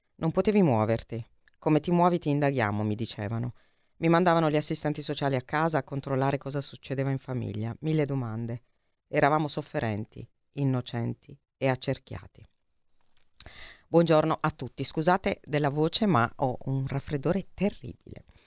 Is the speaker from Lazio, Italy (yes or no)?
no; Altamura, Apulia, Italy; io sono di Altamura, quindi sono vicinissima a Gravina e ho anche sì. tanti amici, compagni di classe gravinesi